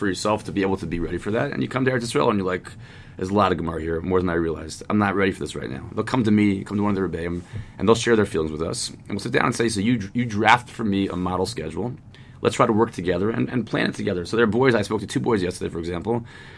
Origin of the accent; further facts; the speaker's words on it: Maryland, United States; now in Jerusalem, Israel; I'm from Maryland